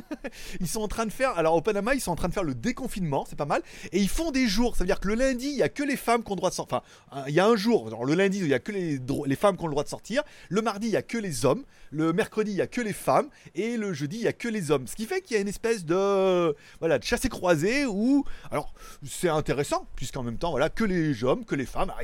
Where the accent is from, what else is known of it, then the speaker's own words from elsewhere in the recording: France; now in Thailand; je suis un Français en Thaïlande